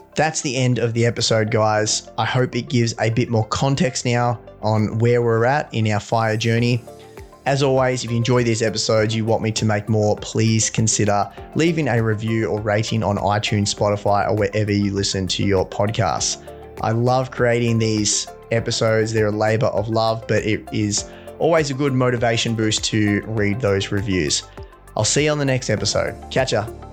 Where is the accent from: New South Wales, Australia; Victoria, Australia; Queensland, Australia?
Victoria, Australia; also born or lived in London; back into my hometown in Victoria